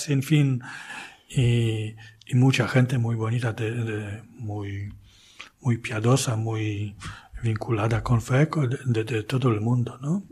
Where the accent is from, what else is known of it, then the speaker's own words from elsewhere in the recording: Archdiocese of Poznań, Greater Poland, Poland; Spanish is a second language; also born or lived in Spain; now in Kalisz, Poland; Nací en la diócesis vecina, arquidiócesis de Poznań, casi en la frontera.